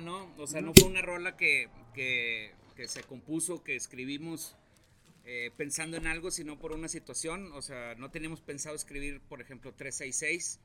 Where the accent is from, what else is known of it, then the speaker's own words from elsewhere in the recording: Río Bravo, Tamaulipas, Mexico; moved away as an adult; now in Saltillo, Mexico; Yo soy de Río Bravo, Tamaulipas.